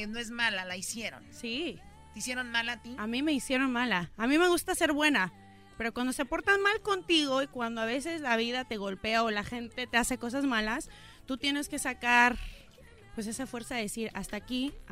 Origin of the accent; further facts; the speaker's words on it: Mexico; now in United States; mi familia es de inmigrantes. Yo vine aquí de México